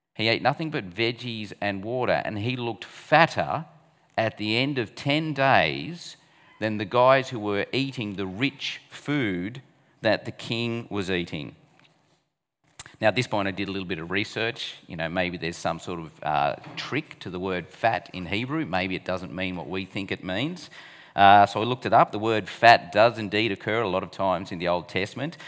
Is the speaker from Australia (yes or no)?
yes; Australia; as an Aussie